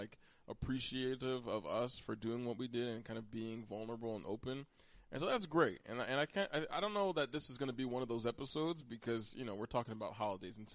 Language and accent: English; Pennsylvania, United States; I was born in Pennsylvania